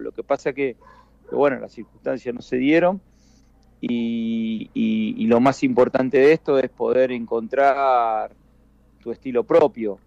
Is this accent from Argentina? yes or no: yes; Rosario, Santa Fe, Argentina; moved away as an adult; nos criamos eh, en el club desde temprana edad